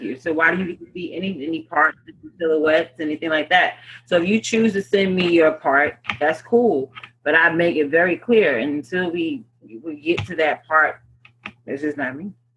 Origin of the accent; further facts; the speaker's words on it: New York City, New York, United States; I'm a New Yorker.